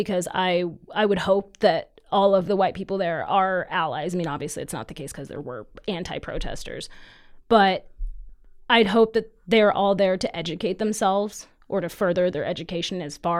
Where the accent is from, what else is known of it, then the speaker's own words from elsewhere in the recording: Caldwell, Idaho, United States; I was born actually in Caldwell, but like my family's always lived in Idaho. I was kind of raised here.